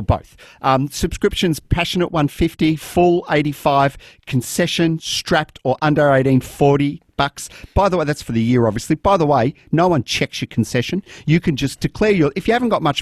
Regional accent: Melbourne, Victoria, Australia; I grew up in La Mama

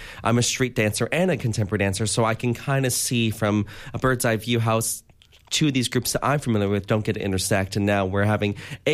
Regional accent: United States; accent: American; moved away; I'm American

